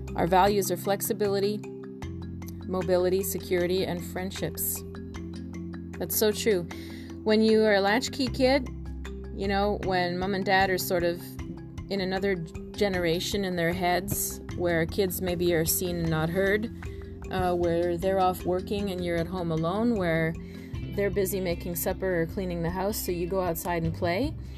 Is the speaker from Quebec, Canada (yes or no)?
no; near Toronto, Ontario, Canada; I grew up near Toronto